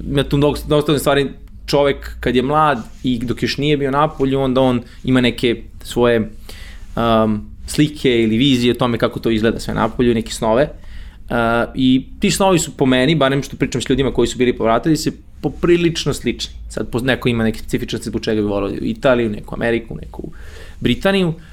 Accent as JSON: {"language": "Croatian", "town": "Novi Sad", "region": "Vojvodina", "country": "Serbia", "tie": "born or raised there", "also_born_or_lived": "United Kingdom", "moved": "as an adult", "said": "advokat iz Novog Sada, rođen i odrastao u Novom Sadu, osnovna srednja škola, fakultet takođe"}